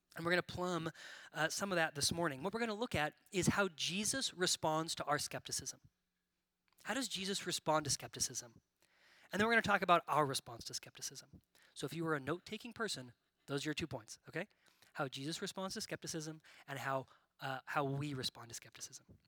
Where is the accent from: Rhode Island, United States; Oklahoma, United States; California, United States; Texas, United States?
California, United States; Bakersfield; moved away as an adult; now in Nashville, United States; I grew up in California and I moved out here for school